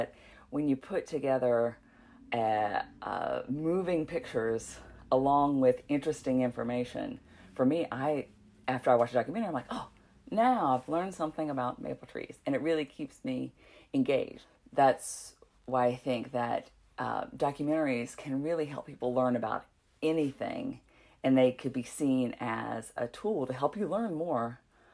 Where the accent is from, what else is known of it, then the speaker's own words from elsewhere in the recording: Walnut Cove, North Carolina, United States; I grew up in Walnut Cove, North Carolina, which is also in Stokes County